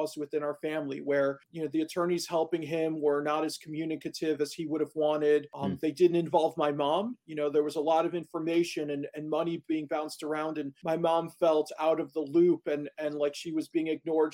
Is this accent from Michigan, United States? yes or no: no; Chicago, Illinois, United States; moved away as an adult; now in Milwaukee, United States; I grew up in Chicago, so relatively close to home, but not at home